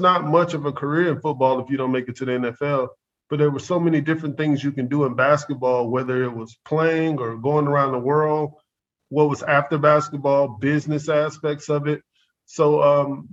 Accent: Atlanta, Georgia, United States; also born or lived in Morrow, Georgia / Tokyo, Japan; I'm from Atlanta, Georgia. Anybody that's from, you know, Atlanta, Georgia, born in the 80s, like we were, it wasn't the best situation to grow up

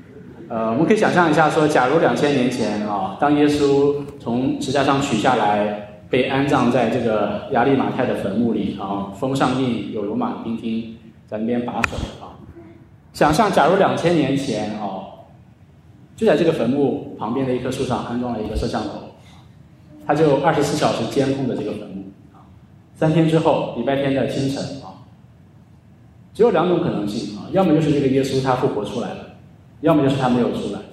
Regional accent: China; 在我们的教会，在我们中国人的文化当中，呃，也是如此啊。

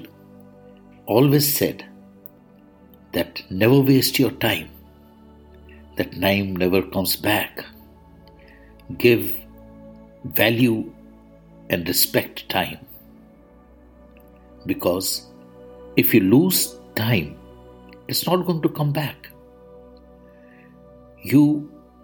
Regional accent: India; I am the Indian monk

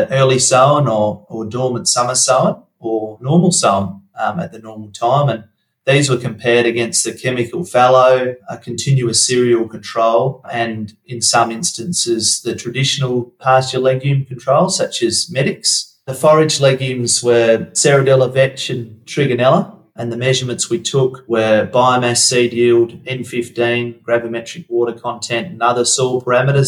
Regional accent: Wongan Hills, Western Australia, Australia; I was brought up in Wongan Hills

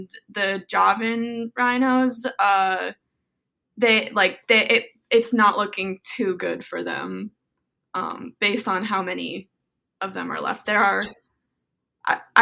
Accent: South Florida, United States; I was raised in South Florida

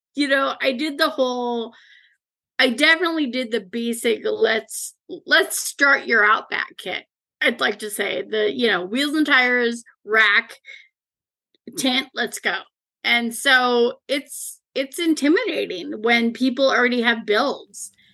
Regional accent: Leavenworth, Washington, United States; I grew up in Leavenworth, the small Bavarian town that everybody wants to go

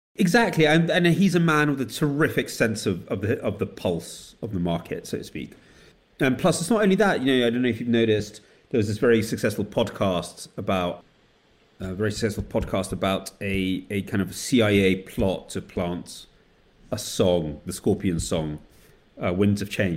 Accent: United Kingdom; also born or lived in Soviet Union; they left when I was nine months old in 1977, and I grew up in Britain

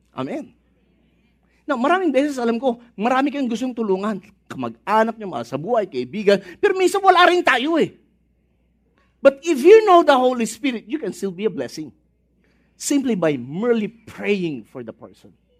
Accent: Philippines; nating mga Pinoy

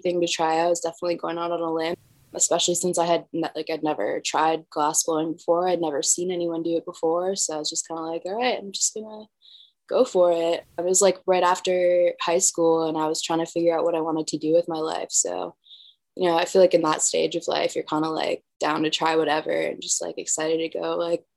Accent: Wisconsin, United States; moved away as an adult; now in Boulder, United States; I'm from Wisconsin

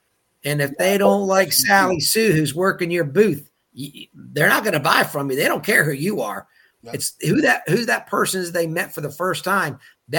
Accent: Chesapeake Bay, United States; I'm a seafood guy. I don't cook a lot of seafood, but I am a seafood guy growing up on the Chesapeake Bay.

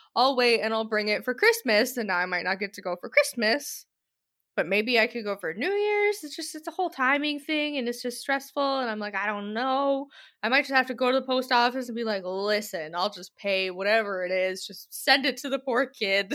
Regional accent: United States; I am American

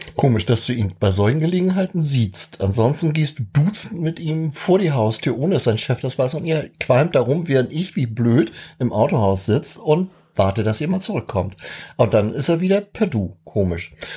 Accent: Schleswig-Holstein, Germany; als Holsteiner

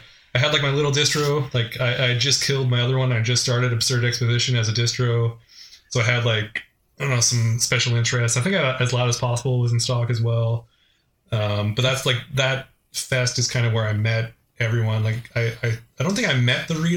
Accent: Vancouver, British Columbia, Canada; I'm from the Vancouver area

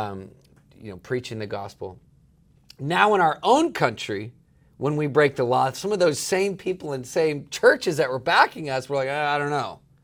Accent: East Coast, United States; moved away; I spent a lot of time growing up on the East Coast

